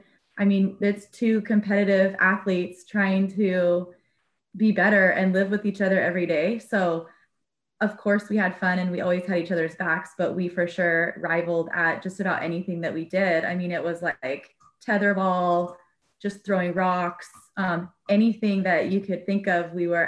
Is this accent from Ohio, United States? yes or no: no; Southern California, United States; moved away; also born or lived in Mississippi / Oregon; Didn't really fit in the South. We grew up in Southern California. And I was sort of the California Valley girl and just didn't have that vibe down in Mississippi at all.